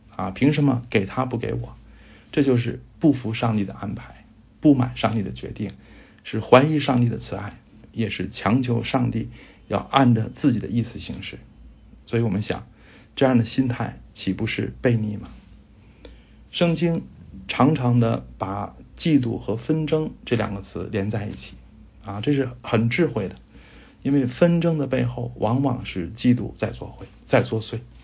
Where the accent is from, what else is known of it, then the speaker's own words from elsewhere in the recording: China; 我们中国人